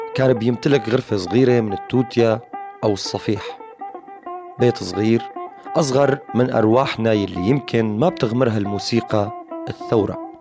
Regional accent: Syria; نحن أه كسوريين

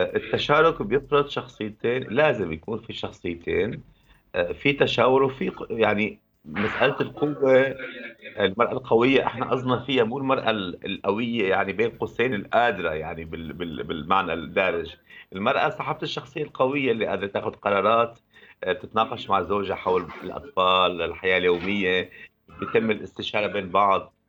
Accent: Syria; نحن بالشتات موجودين كسوريين

